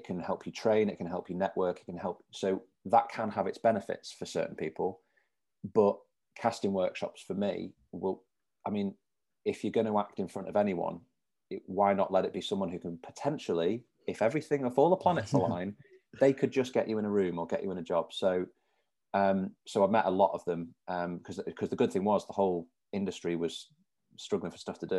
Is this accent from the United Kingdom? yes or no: yes; Manchester, North West England, United Kingdom; I've lived here all my life